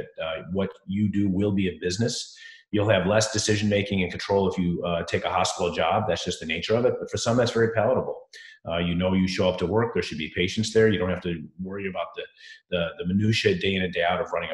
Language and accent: English; Chicago, Illinois, United States; moved away; I am from Chicago